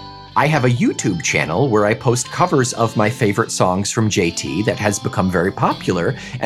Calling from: Israel; English is a second language; I'm 33, and I want to apologize in advance if anything I say seems a bit illogical since English is not my native language. I'm writing to you from my home in Israel during a crazy time.

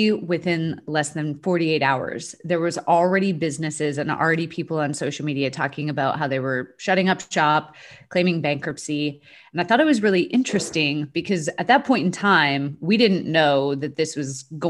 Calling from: Dallas, Texas, United States; Dallas, Texas.

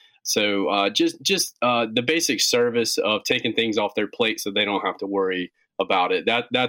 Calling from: Gastonia, North Carolina, United States; Right in North Carolina. We're in a little town called Gastonia, North Carolina. It's just about 25 minutes west of Charlotte.

